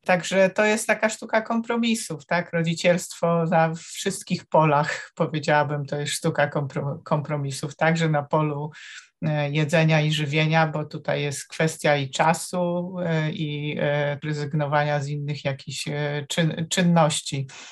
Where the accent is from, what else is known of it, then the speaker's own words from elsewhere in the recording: Warsaw, Masovian Voivodeship, Poland; Z Warszawy.